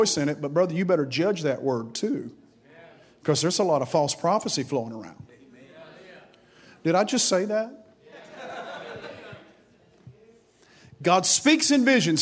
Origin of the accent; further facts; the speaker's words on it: Grundy, Virginia, United States; I went into a hospital in my hometown of Grundy, Virginia, the old Grundy Hospital